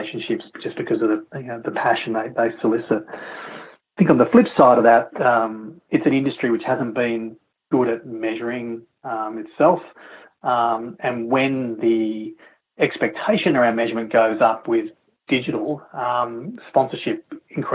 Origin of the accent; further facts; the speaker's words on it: Melbourne, Victoria, Australia; my hometown in Melbourne